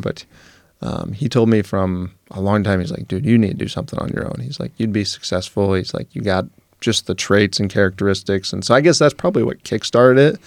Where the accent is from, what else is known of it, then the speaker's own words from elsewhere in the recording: Wood River, Nebraska, United States; I grew up in Wood River.